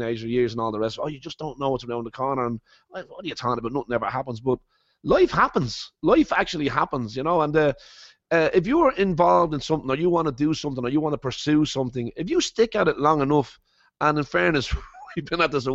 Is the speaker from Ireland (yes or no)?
yes; Ireland; moved away as an adult; also born or lived in Copenhagen / Las Vegas; I love being from Ireland, and I love being Irish